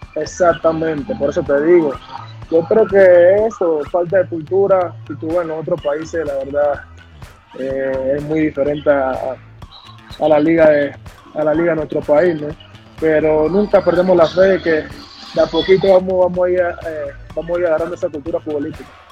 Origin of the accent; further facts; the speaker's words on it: Panama; nosotros los panameños